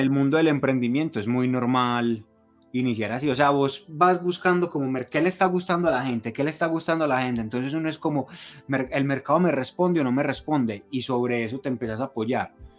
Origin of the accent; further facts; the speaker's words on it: Colombia; nosotros como colombianos